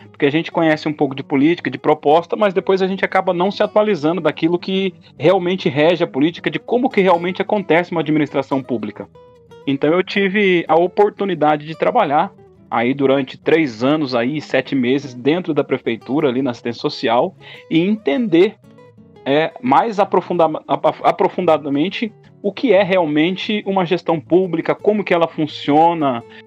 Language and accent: Portuguese; Andirá, Paraná, Brazil; also born or lived in Bandeirantes, Paraná; Tenho 38 anos de idade. Sou natural de Bandeirantes, porém já moro definitivamente em Andirá há mais de 30 anos